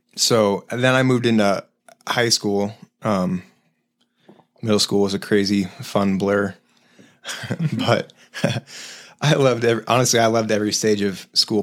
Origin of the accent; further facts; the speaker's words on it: Denver, Colorado, United States; also born or lived in Highlands Ranch; I was born here, in Denver